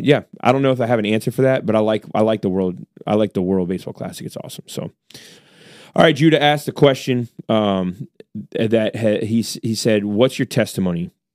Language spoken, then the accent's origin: English; United States; I'm an American